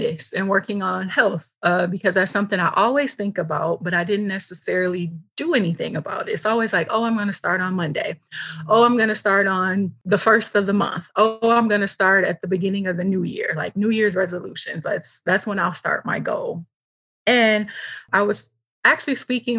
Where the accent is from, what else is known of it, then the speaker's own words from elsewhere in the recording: Michigan, United States; moved away; I'm originally from Michigan